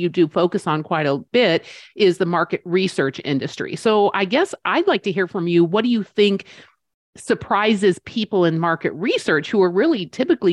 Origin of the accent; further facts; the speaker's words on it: Spain; moved away; I grew up in Spain, which means that those were my teen years.